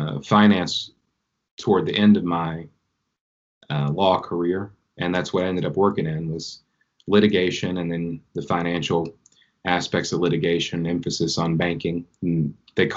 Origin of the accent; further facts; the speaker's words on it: Jackson County, Eastern Kentucky, United States; also born or lived in Cincinnati, Ohio; I was born in Cincinnati and Ohio, but really quickly I moved to Eastern Kentucky because of some divorce. And so from probably, I think I was five, I grew up on a tobacco farm in Jackson County, and the town, I suppose you can call it, of Peoples